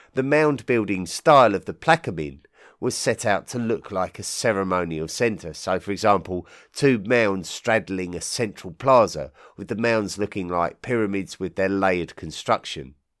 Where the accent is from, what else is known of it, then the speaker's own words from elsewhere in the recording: England, United Kingdom; I'm an Englishman